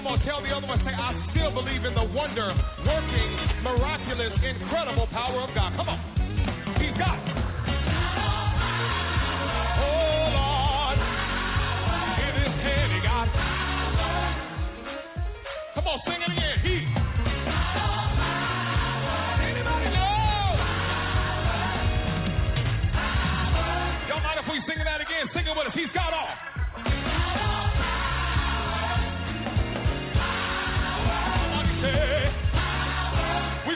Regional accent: Bakersfield, California, United States; now in Los Angeles, United States; I'm a boy from Bakersfield, California.

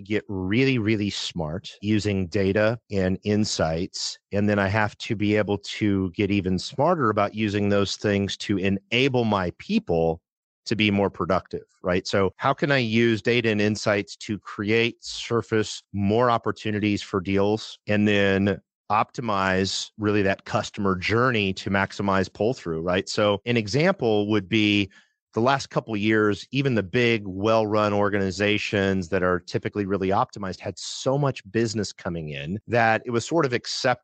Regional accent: Midwest, United States; I grew up in the Midwest, a very blue collar upbringing

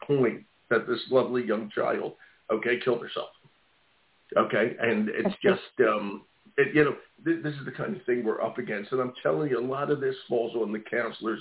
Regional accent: Philadelphia, Pennsylvania, United States; now in Maine, United States; I live in Maine, but I'm from Philadelphia.

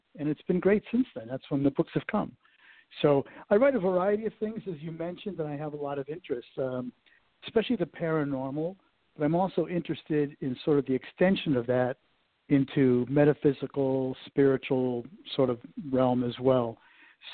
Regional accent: Connecticut, United States; moved away as an adult; now in Cincinnati, United States; when I grew up in Connecticut

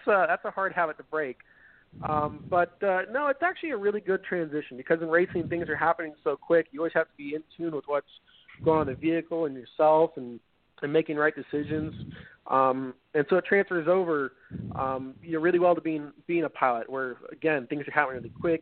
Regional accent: San Diego, California, United States; as a kid growing up in San Diego

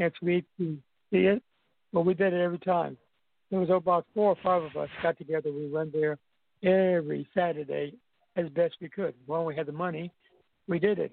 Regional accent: U.S. Virgin Islands; moved away; also born or lived in New York; I'm Santonian.

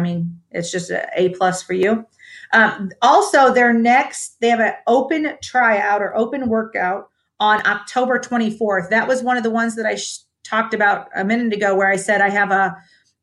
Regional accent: Toledo, Ohio, United States; born or raised there; now in Dallas, United States

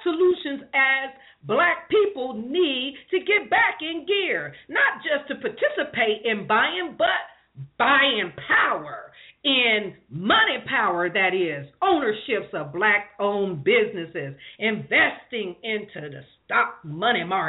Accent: Columbus, Ohio, United States; now in Moreno Valley, United States; I'm not from California, even though I live here. I'm representing California and Columbus, Ohio.

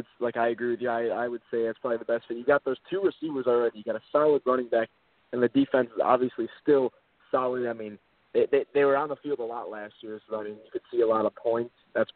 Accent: Rochester, New York, United States; I'm from this area. I'm from Rochester, New York, which is close to Buffalo

